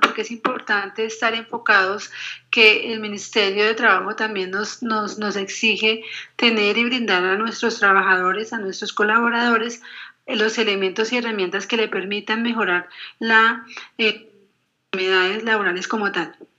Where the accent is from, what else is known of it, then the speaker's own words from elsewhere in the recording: Colombia; como colombianos